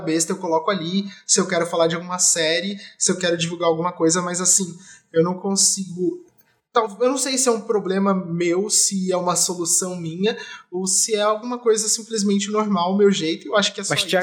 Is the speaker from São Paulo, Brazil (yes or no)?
yes; Jacareí, São Paulo, Brazil; now in São Paulo, Brazil; quando eu era pequeno eu morava em Jacareí, minha avó ainda mora lá